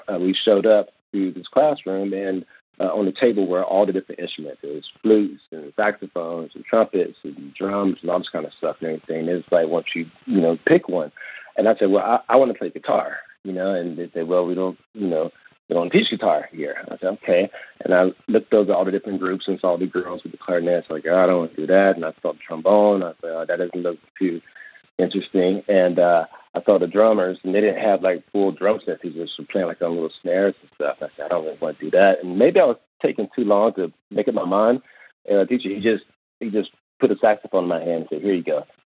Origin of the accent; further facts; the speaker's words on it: Kinston, North Carolina, United States; Well, Kinston, although it's a very small city, it's a very special place. And I could be a little biased because I'm from there.